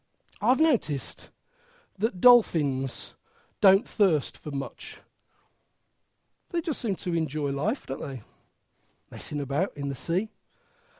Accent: Midlands, United Kingdom; accent: Midland; my Midland accent

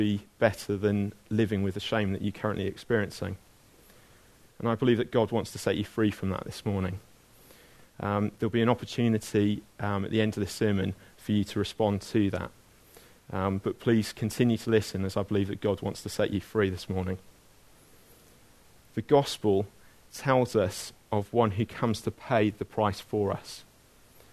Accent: Abergavenny, Wales, United Kingdom; when I was growing up in Abergavenny

